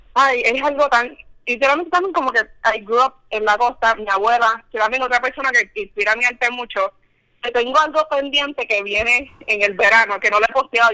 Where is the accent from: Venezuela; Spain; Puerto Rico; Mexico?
Puerto Rico; Río Grande; yo soy de Río Grande